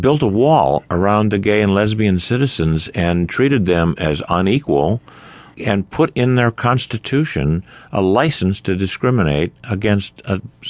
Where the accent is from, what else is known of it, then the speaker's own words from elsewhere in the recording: California, United States; moved away as an adult; I grew up in California. I think of myself as a Californian.